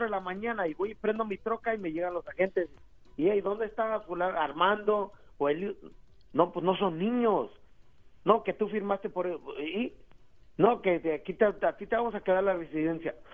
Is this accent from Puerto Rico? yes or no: no; Mexico; No, pues yo saqué mi, mi matrícula consular porque soy mexicano